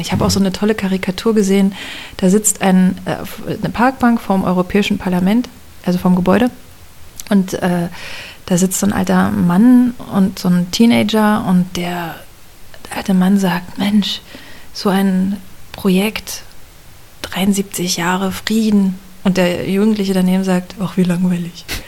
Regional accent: Cottbus, Brandenburg, Germany; also born or lived in Potsdam / Kraków; geboren und aufgewachsen bin ich in Cottbus

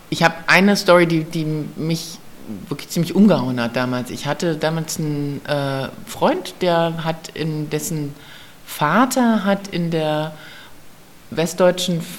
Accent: Berlin, Germany; ich komme aus Westberlin, aus Schmargendorf.

